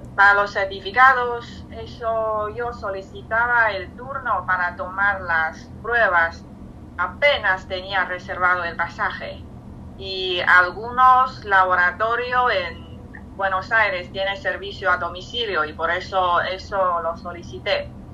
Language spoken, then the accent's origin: Spanish; China; Spanish is a second language; moved away; llevo casi 14 meses sin volver a China